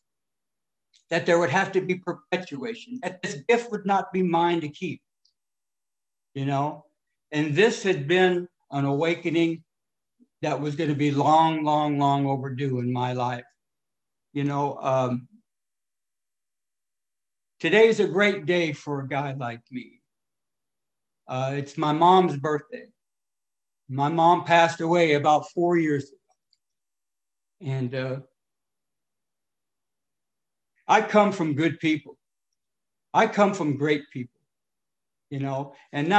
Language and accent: English; California, United States; also born or lived in Detroit, Michigan; I was born in Detroit and I come out to California when I was about 6 years old. Brought up in a little off orphanage